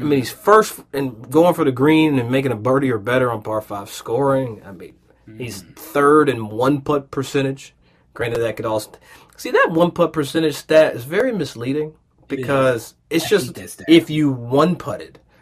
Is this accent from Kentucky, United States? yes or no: yes; Versailles, Kentucky, United States; I grew up in a place called Versailles, Kentucky